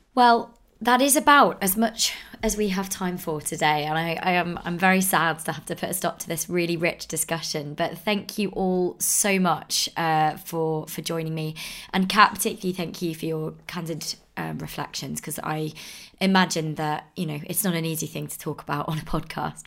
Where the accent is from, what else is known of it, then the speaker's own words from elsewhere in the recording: United Kingdom; as British people